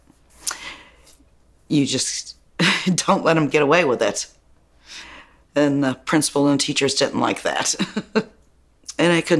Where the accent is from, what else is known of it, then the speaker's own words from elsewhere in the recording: Buffalo, New York, United States; I was born in South Buffalo